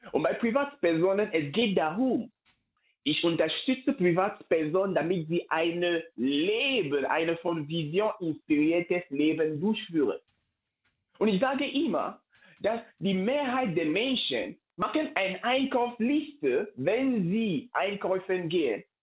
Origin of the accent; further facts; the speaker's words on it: Cameroon; Ich komme ursprünglich aus Kamerun und vor einigen Jahren ist ein Schicksal mir in der Familie passiert.